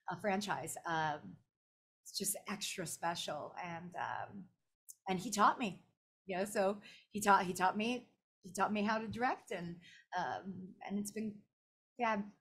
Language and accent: English; Orlando, Florida, United States; I was part of my my hometown anime con, anime festival Orlando